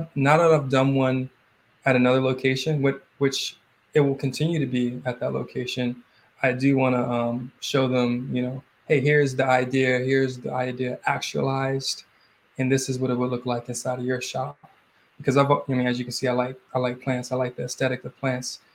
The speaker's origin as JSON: {"language": "English", "town": "Suitland", "region": "Maryland", "country": "United States", "tie": "born or raised there", "also_born_or_lived": "Oxon Hill, Maryland", "said": "I grew up in Suitland"}